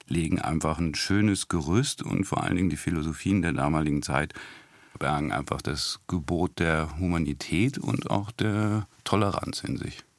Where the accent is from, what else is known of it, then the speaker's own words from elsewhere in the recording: Hanover, Lower Saxony, Germany; aber zumindest kann ich sagen, ich komme aus Hannover.